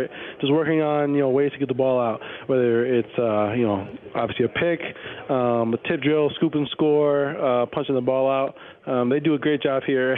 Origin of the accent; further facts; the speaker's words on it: Chicago, Illinois, United States; I'm from Chicago